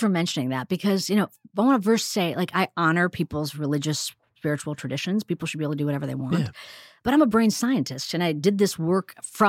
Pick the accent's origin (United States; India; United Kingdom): India; even though I'm an Indian woman and heard about mindfulness and meditation since I was a kid, seeing my parents meditate